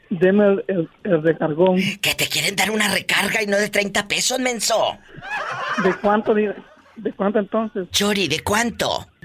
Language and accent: Spanish; Michoacán, Mexico; ¿Cómo crees? Soy de Michoacán. Por eso.